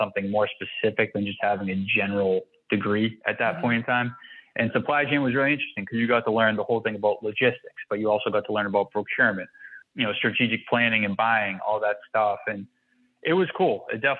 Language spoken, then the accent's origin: English; Boston, Massachusetts, United States; I'm actually out of Boston, Massachusetts. Okay. So I was born and raised here